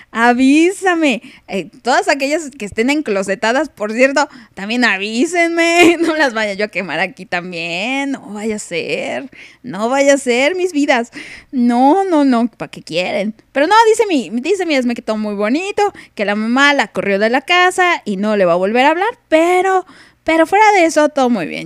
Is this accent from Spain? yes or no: no; Chile; accent: Chilean; Joder, joder, que no quiero perder mi acento español, que diga mi acento chileno